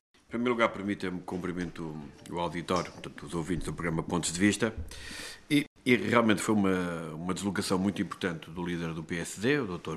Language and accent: Portuguese; Castelo Branco, Centro, Portugal; eu sou de Castelo Branco